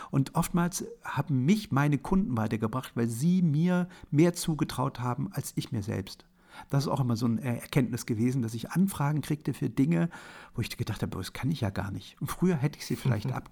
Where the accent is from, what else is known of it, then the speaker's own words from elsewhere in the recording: Germany; born there; Also ich bin in der, in der DDR geboren, in einem Land, was äh, 1970, als ich geboren wurde, unter Walter Ulbricht regiert wurde.